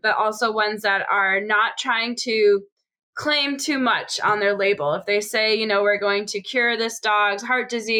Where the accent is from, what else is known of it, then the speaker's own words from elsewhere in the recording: Boston, Massachusetts, United States; moved away; I'm from Boston